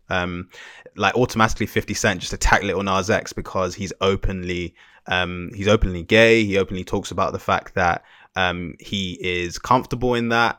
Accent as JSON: {"language": "English", "country": "Jamaica", "said": "as a Jamaican man"}